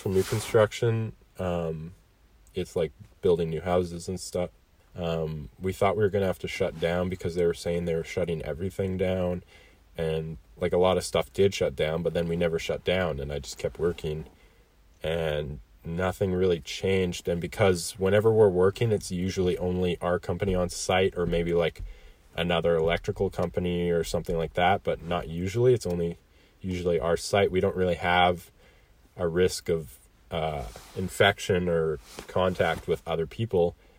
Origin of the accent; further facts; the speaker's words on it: Kelowna, British Columbia, Canada; born and raised in Kelowna